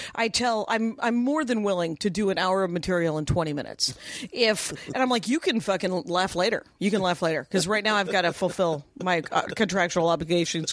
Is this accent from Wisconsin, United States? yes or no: yes; Wisconsin, United States; moved away as an adult; also born or lived in Minneapolis, Minnesota; now in Los Angeles, United States; I'm from Wisconsin.